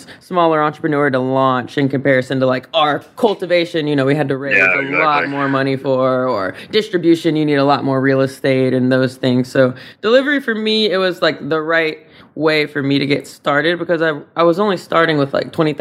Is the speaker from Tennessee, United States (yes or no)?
yes; Nashville, Tennessee, United States; moved away as an adult; now in California, United States; I'm from Nashville originally